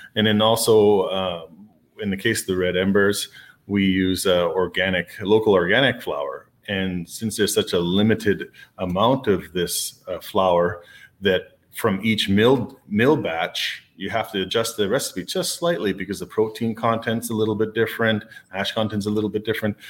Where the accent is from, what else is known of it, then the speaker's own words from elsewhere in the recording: Canada; being a Canadian